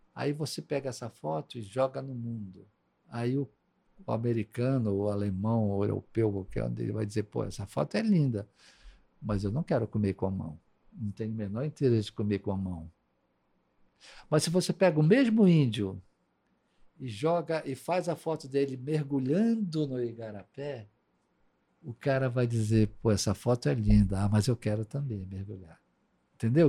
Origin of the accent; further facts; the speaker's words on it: Amazon, Brazil; eu não vim de fora do, da Amazônia, morar na Amazônia